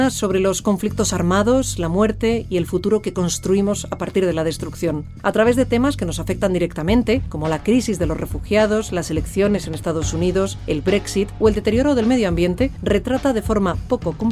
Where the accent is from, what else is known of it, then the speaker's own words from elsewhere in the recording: A Coruña, Galicia, Spain; moved away as an adult; now in Mallorca, Spain; De hecho, había viajado conmigo desde mi ciudad natal, La Coruña, hasta Mallorca, y había pasado por al menos cinco viviendas en las que desde 1996 había venido residiendo.